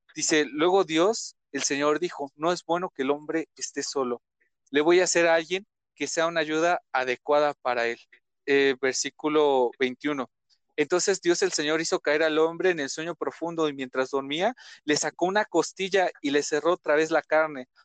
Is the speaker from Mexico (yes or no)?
yes; Ecatepec, State of Mexico, Mexico; Soy originario de Catepec, estaba de México